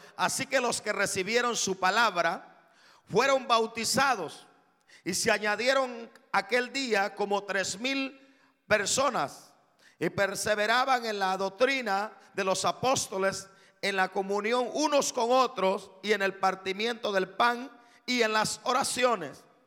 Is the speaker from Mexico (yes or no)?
no; Guatemala; yo soy de Guatemala.